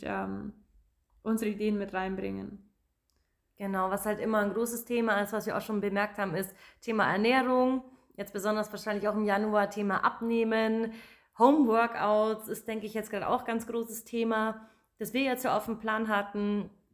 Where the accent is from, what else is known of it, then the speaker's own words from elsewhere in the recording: Germany; Ich komme aus Magdoberdorf, bin 28 Jahre alt